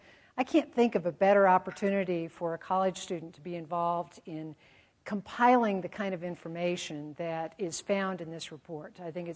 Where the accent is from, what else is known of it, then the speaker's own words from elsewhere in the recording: Colorado, United States; I grew up in Colorado, loved spending weekends in the mountains with my parents